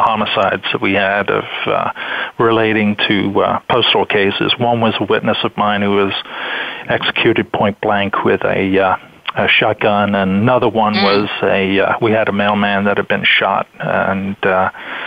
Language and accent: English; England, United Kingdom; now in United States; originally, I'm from England